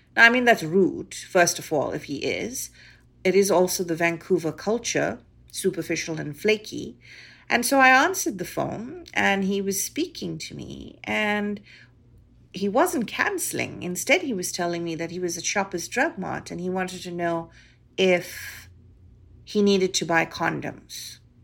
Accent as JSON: {"language": "English", "country": "South Africa", "moved": "yes", "lives_now": "Canada", "said": "being a South African Indian girl"}